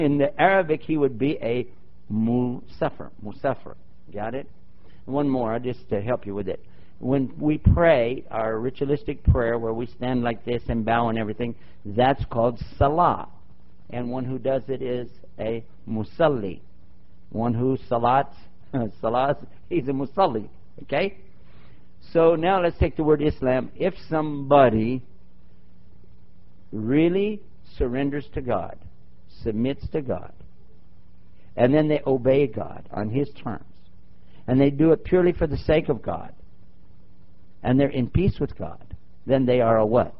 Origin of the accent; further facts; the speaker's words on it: Texas, United States; I'm from Texas